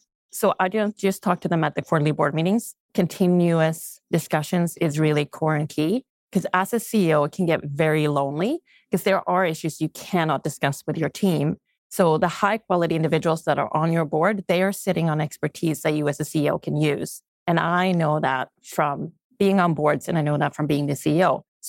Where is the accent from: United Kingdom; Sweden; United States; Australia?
Sweden; English is a second language; now in Canada; So let's start with, when I came to Canada from Sweden, I had never ever thought male versus female.